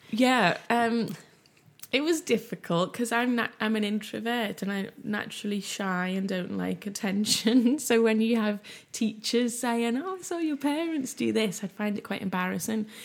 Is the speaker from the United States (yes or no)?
no; Liverpool, North West England, United Kingdom; I grew up in West Everton in Liverpool in the eighties in a very low-income area